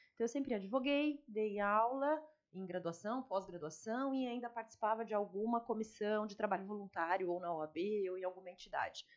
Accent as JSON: {"language": "Portuguese", "region": "São Paulo", "country": "Brazil", "moved": "as an adult", "lives_now": "Fernandópolis, Brazil", "said": "Eu sou de São Paulo, né? Eu tô aqui há 15 anos, mas eu vim de São Paulo"}